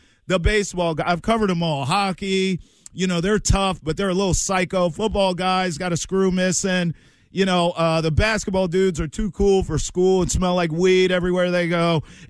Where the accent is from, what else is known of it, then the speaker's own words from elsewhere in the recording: Maryland, United States; But I grew up in Maryland, and lacrosse is like part of the culture.